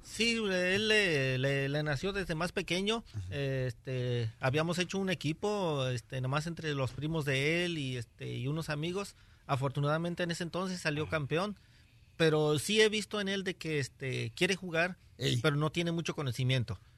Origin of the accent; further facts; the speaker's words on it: Tehuacán, Puebla, Mexico; moved away; Santa María Cuapan, Tehuacán, Puebla